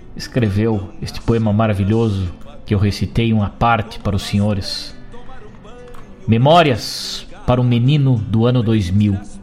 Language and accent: Portuguese; Rio Grande do Sul, Brazil; aí da nossa cultura gaúcha